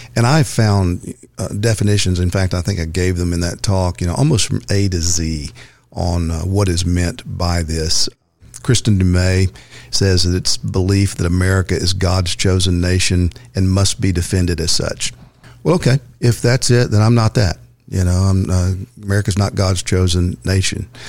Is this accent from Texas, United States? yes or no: yes; Texas, United States; Texas, my home state.